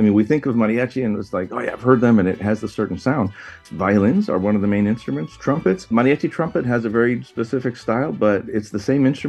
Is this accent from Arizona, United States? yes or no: yes; Tucson, Arizona, United States; also born or lived in Chicago; So I was born in Chicago, but I grew up in Tucson, Arizona.